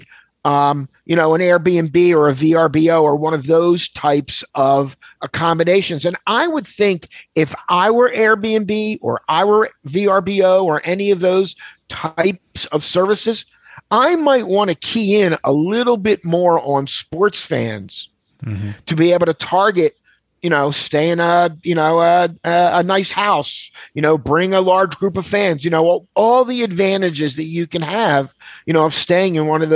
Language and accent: English; Philadelphia, Pennsylvania, United States; I grew up in Philadelphia